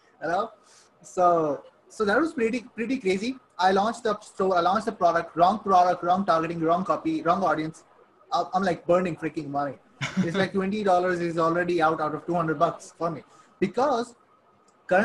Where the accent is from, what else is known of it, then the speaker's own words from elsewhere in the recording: Saudi Arabia; moved away as an adult; also born or lived in Pakistan; I'm born and raised in Saudi Arabia. Okay, I lived there for like 18 years.